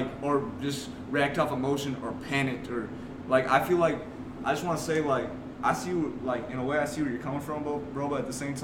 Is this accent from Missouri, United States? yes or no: yes; St. Louis, Missouri, United States; we're from St. Louis